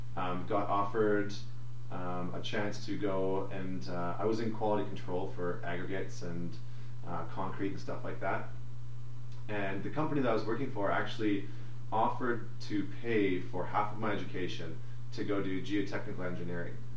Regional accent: St. Albert, Alberta, Canada; I was born and raised in Alberta. I grew up in outside of Edmonton in, a small town called St. Albert.

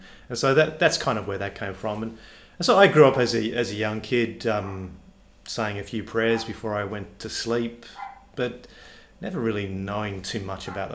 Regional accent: Perth, Western Australia, Australia; also born or lived in Warwick, Queensland / Ballarat, Victoria / England; I've grown up in Perth and lived in Perth effectively my entire life

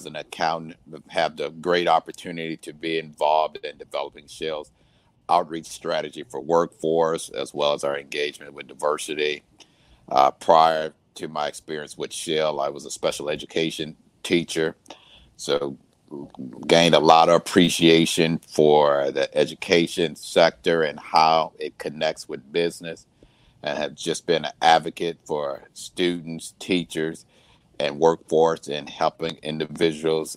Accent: Aurora, Illinois, United States; also born or lived in Vicksburg, Mississippi; So the family moved back to Illinois. That's where I eventually grew up

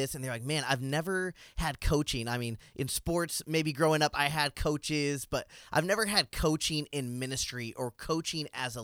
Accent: Southern California, United States; So I'm from Southern California

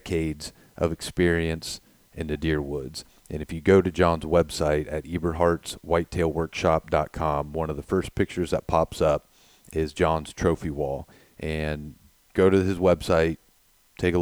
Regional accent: Ohio, United States; we're from Ohio

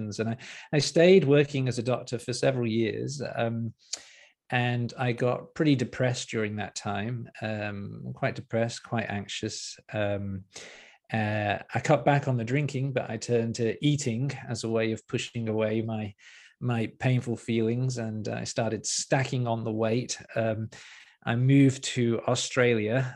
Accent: Liverpool, North West England, United Kingdom; moved away as an adult; also born or lived in Newcastle upon Tyne; I grew up in Liverpool in the UK.

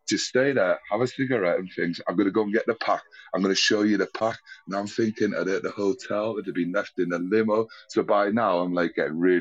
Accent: United Kingdom; being British

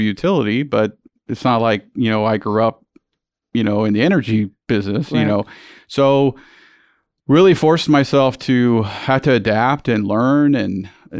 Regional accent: San Juan, Puerto Rico; also born or lived in United States; originally I'm from Puerto Rico, and I think you know my story, but for your listeners, I was born and raised in San Juan

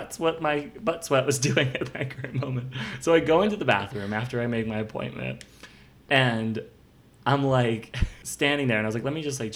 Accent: Philadelphia suburbs, Pennsylvania, United States; I'm from the suburbs

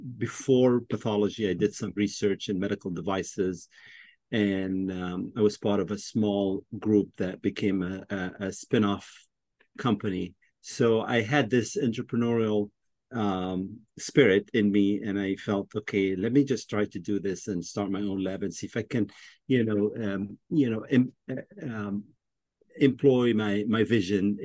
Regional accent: Egypt; moved away as an adult; also born or lived in Washington, D.C.; now in United States; I was born in Washington, D.C., but I grew up in Egypt.

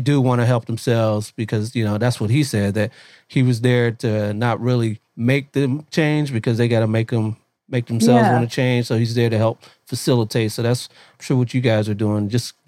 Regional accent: Columbus, Ohio, United States; now in California, United States; I thought my mom had courage because we're originally from Columbus, Ohio. And we moved out here in, I think it was 84.

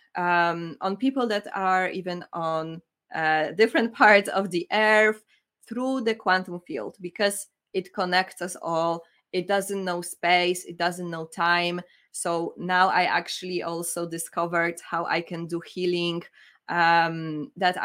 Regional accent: Poland; now in United Kingdom; I'm from Poland.

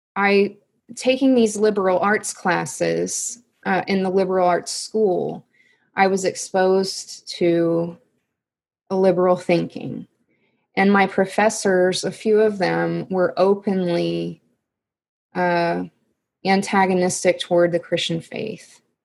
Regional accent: Missouri, United States; I just stayed in my hometown and went to the um, public university

